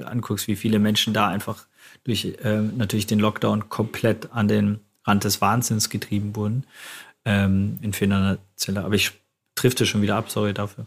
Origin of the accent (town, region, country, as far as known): Germany